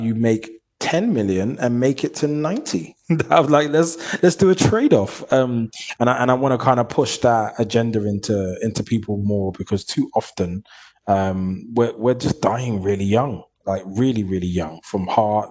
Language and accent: English; London, United Kingdom; I grew up in East London, Hackney.